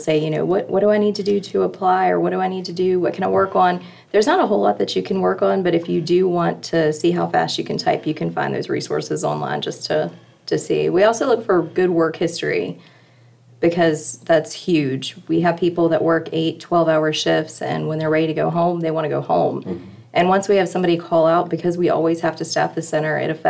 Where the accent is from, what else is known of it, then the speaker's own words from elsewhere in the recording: Prince George County, Virginia, United States; I originally hail from Prince George County, so I wasn't too far away